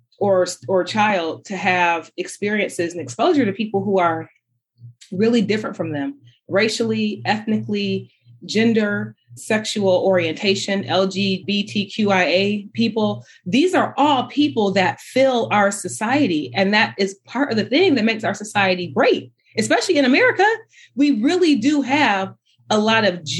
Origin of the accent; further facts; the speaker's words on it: Detroit, Michigan, United States; moved away as an adult; also born or lived in Ann Arbor, Michigan / Las Vegas, Nevada; I grew up in Detroit in the 80s and 90s